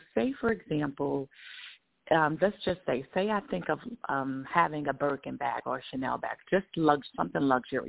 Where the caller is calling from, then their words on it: New York, United States; Thank you so much for taking my call. I'm calling from New York.